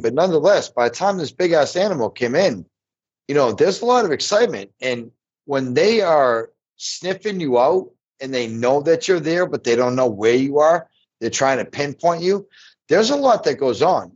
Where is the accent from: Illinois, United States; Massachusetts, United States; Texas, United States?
Illinois, United States; my home state, Illinois